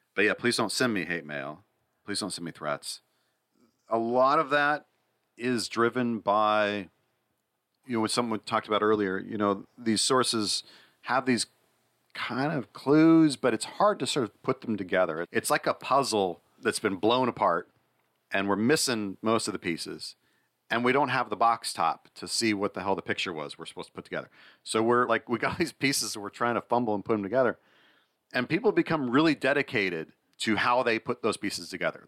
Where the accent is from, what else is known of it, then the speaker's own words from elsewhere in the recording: United States; I'm an American.